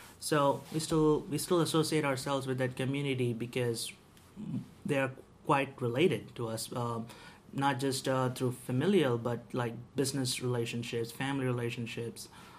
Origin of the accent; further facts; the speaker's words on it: India; now in United States; But my neighborhood where I grew up, we were there was quite a few more Catholics than Hindus.